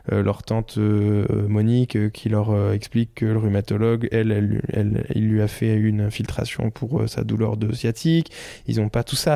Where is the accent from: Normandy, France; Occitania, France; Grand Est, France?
Normandy, France; par chez moi en Normandie